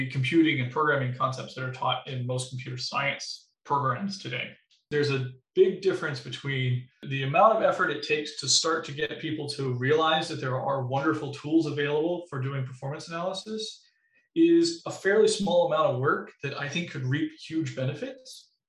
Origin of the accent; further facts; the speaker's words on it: Missouri, United States; now in Wisconsin, United States; So I, I came from Missouri, specifically in southern Missouri, where it didn't get very cold in the winters and it got super hot in the summers